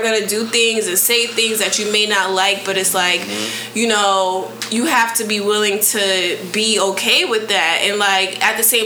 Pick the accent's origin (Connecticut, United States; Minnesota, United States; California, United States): Connecticut, United States; New Haven; moved away; New Haven, Connecticut is my hometown, and one of the producers, I went to middle school with him, elementary and middle school with him